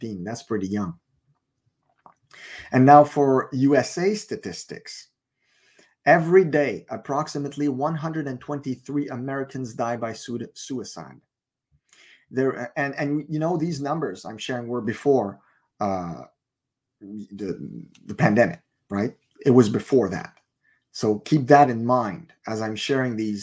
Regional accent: Montreal, Quebec, Canada; moved away; I'm originally from Montreal

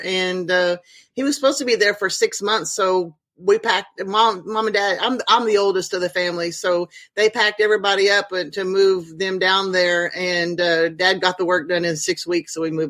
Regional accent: Oklahoma, United States; also born or lived in Venezuela / Alaska / Texas / California; I was born in Northeast Oklahoma in Tulsa. When I was a baby, we moved to Venezuela. Then we moved back. I lived in Southwest Oklahoma, got married, moved to Alaska, moved to Central Texas, got married again and moved to California.

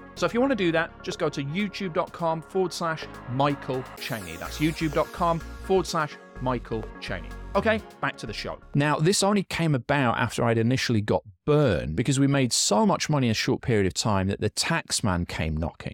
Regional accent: Yorkshire and the Humber, United Kingdom; We're from Yorkshire in England

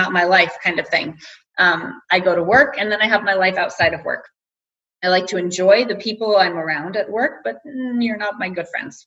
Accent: United States; moved away as an adult; now in Denmark; as an American

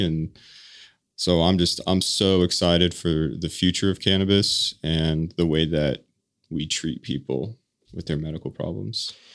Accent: Colorado, United States; moved away as an adult; now in Utah, United States; born and raised in Colorado

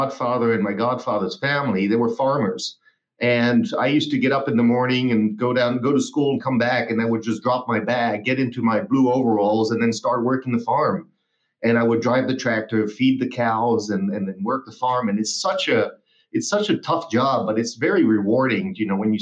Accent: Basque Country, Spain; also born or lived in Hamburg, Germany / Germany; now in United States; I moved from Hamburg to the Basque country, where I grew up for 14 years.

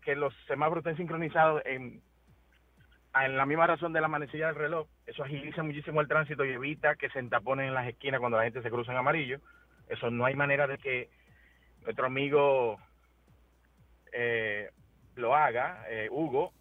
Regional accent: Dominican Republic; hay una sola fila dedicada para los dominicanos, que se supone que yo estoy regresando a mi país

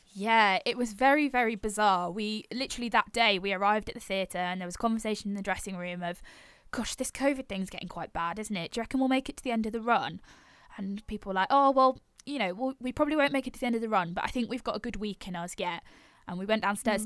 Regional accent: Yorkshire and the Humber, United Kingdom; I'm originally from North Yorkshire

